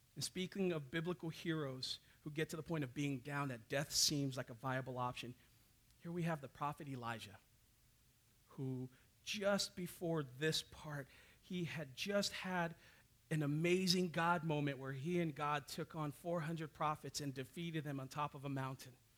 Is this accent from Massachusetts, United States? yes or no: no; Hawaii, United States; now in Bellingham, United States; that's how I was raised down in Hawaii